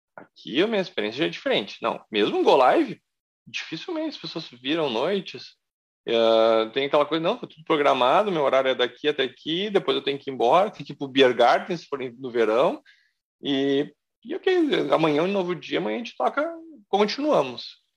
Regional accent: Porto Alegre, Rio Grande do Sul, Brazil; moved away; Eu sou gaúcho, de Porto Alegre

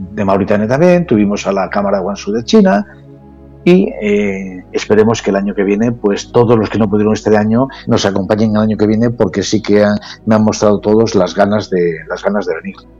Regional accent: San Facundo, Spain; en mi tierra, en mi pueblo

